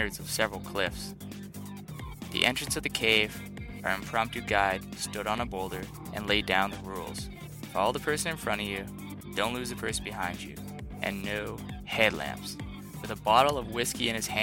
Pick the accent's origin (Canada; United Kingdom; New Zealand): Canada; moved away; also born or lived in Victoria, BC; I'm a Canadian